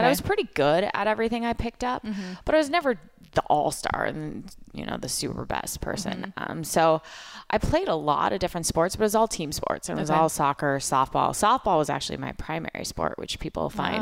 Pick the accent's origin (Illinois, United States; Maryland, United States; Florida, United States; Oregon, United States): Oregon, United States; growing up in Oregon